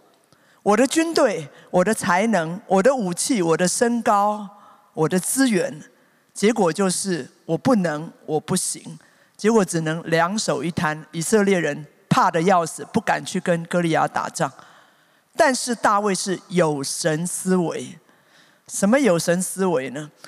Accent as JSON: {"language": "Chinese", "region": "Taipei", "country": "Taiwan", "tie": "born or raised there", "said": "我才知道我真的是天龙国出身啊"}